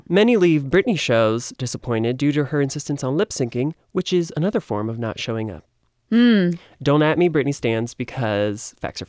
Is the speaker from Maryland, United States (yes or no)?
yes; Maryland, United States; And I am from Maryland, the land of crabs.